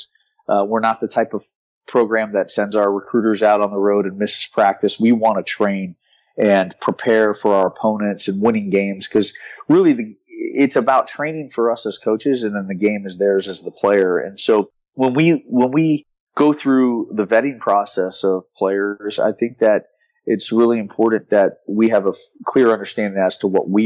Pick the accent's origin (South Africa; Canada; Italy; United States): United States; South Florida; I'm from South Florida and I'm at the university that was 3 miles from my house growing up.